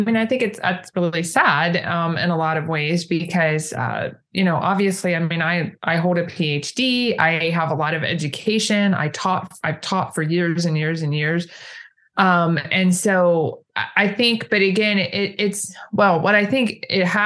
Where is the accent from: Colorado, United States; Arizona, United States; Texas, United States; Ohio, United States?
Ohio, United States; moved away as an adult; now in Indiana, United States; I grew up in Ohio, actually, just south of Ohio State University